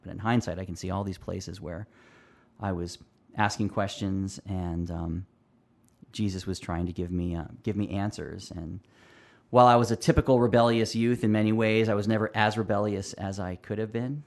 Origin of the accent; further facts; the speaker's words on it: Pennsylvania, United States; also born or lived in California; now in Roseville, United States; moved me out of my beloved California to Pennsylvania. And so I grew up mostly in Pennsylvania, but I would spend my summers in California